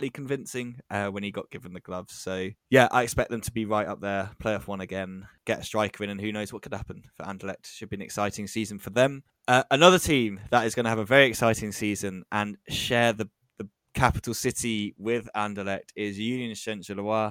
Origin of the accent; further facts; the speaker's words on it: England, United Kingdom; as an Englishman